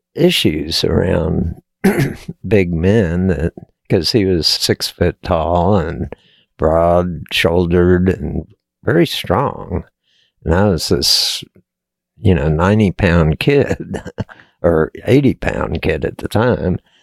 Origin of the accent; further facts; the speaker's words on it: Texas, United States; I was born and raised in Texas